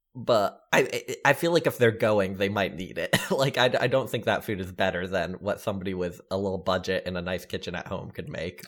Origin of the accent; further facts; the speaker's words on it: the South, United States; growing up in the South